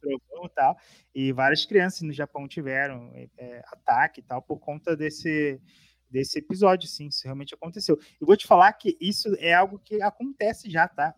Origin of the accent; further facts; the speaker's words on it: Rio de Janeiro, Brazil; now in São Paulo, Brazil; Eu fui nascido e criado no Rio, conhecia todas as estradas do Rio